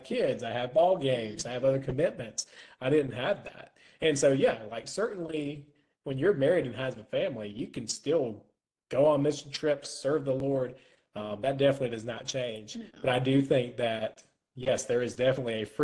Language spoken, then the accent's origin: English; Florence, South Carolina, United States; my hometown of Florence, South Carolina